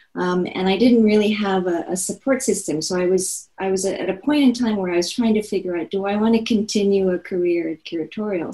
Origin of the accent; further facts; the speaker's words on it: Seoul, South Korea; moved away as an adult; now in United States; I was born and raised in Seoul, South Korea